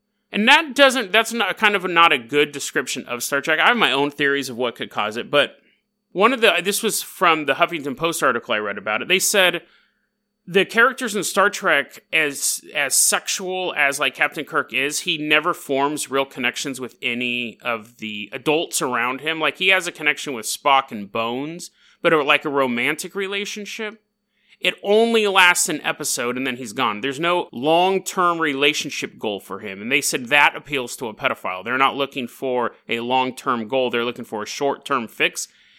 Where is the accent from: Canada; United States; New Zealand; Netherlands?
Canada; hey, oi, matey, I'm from Canada.